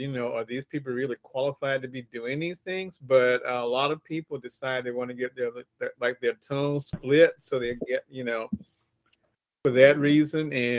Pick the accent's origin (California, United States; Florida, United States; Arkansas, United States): Florida, United States; Jacksonville; that's my hometown on the map